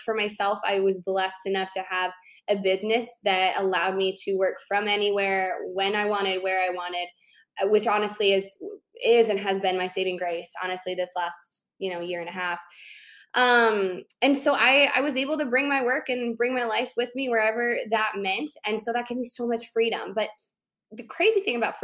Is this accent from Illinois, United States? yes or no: yes; Chicago, Illinois, United States; moved away as an adult; my hometown, I grew up in Chicago